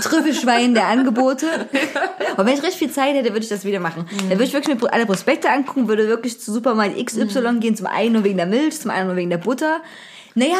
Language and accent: German; Zwickau, Saxony, Germany; moved away; bei uns in Zwickau